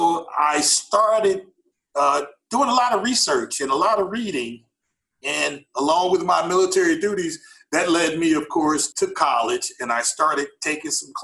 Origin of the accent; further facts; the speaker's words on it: St. Louis, Missouri, United States; moved away; I'm originally from St. Louis, right down on the north side of St. Louis, so straight from the hood